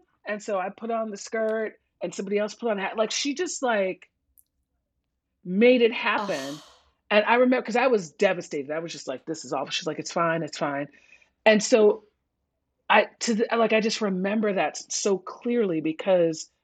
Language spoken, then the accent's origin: English; New York City, New York, United States; I grew up in New York City public schools in the 70s and 80s